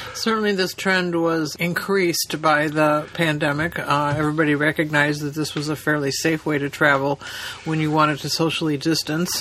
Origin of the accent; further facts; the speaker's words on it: Chicago, Illinois, United States; We're from Chicago.